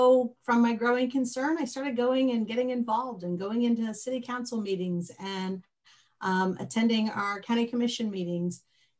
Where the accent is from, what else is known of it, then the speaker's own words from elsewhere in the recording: Fort Myers, Florida, United States; I am a local girl. I grew up here in Southwest Florida in Fort Myers and raised three amazing sons.